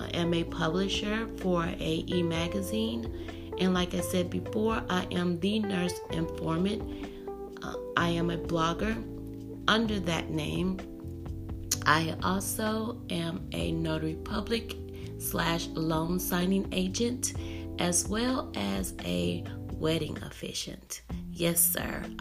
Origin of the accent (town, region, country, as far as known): United States